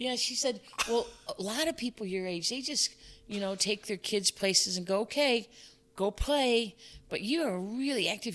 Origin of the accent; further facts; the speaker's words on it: Chicago, Illinois, United States; moved away as an adult; also born or lived in Fairfax County, Virginia / Oak Park, Illinois; I was born and raised in Chicago